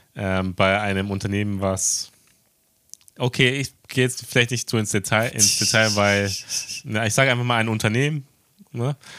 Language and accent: German; Germany; now in Tokyo, Japan